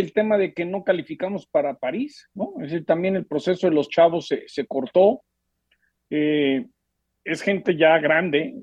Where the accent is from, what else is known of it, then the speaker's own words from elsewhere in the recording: Mexico; como mexicano